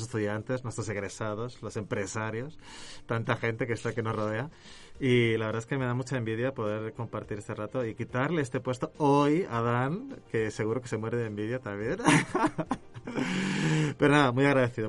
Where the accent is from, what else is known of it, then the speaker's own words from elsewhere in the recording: Spain; now in Mexico; mi acento me delata, pero no soy de aquí cerca, sino que soy de allá lejos, eh, del otro lado del charco, em, en Europa. yo vengo de España